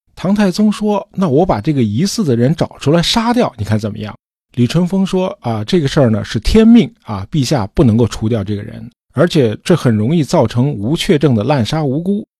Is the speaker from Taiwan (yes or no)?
no; China; 我们中国人不能算是有宗教信仰的民族